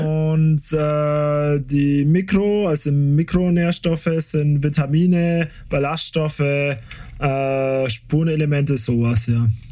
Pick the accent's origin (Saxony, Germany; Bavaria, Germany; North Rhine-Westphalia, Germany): Bavaria, Germany; Nördlinger Ries; ich komme aus dem Bries